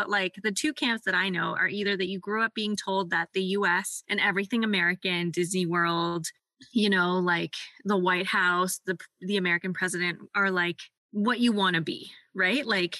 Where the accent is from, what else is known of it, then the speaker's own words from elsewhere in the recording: Canada; how we as racialized Canadian / immigrant Canadian people feel about our neighbors down south.